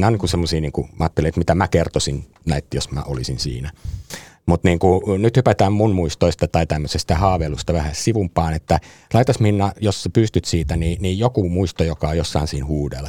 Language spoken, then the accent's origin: Finnish; Helsinki, Uusimaa, Finland; Itä-Helsingin lähiössä sama meillä Roihuvuoressa, kun mä oon siis sitä naapurilähiöstä